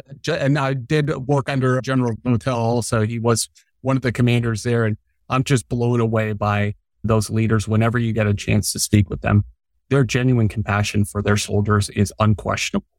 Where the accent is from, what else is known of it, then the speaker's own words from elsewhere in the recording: Arizona, United States; also born or lived in Long Island, New York; I grew up in Long Island, New York, moved to Arizona when I was a wee little guy. I know Arizona way better than I know New York.